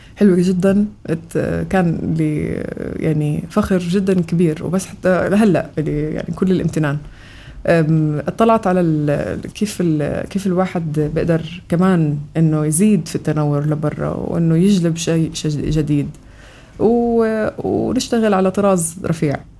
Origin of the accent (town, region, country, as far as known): Amman, Amman Governorate, Jordan; born or raised there; also born or lived in Kuwait